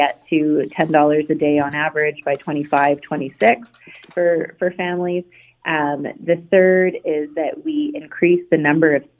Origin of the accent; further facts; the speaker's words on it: Ontario, Canada; I'm from Ontario